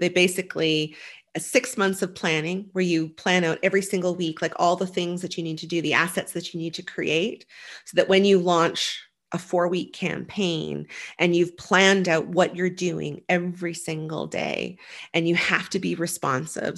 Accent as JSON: {"language": "English", "region": "Nova Scotia", "country": "Canada", "tie": "born or raised there", "said": "I grew up in Nova Scotia"}